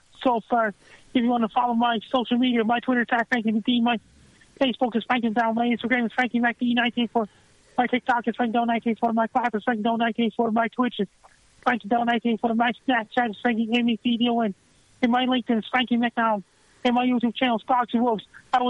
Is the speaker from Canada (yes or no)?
yes; Sydney, Nova Scotia, Canada; my hometown in Sydney, Nova Scotia.